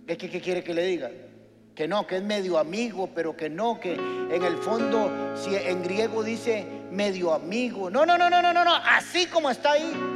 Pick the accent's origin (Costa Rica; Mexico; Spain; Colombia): Costa Rica; los ticos, los huetares legítimos de aquí